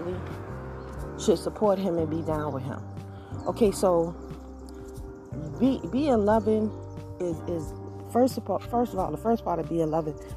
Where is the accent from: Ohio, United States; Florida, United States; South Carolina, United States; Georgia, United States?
Georgia, United States; I am from Georgia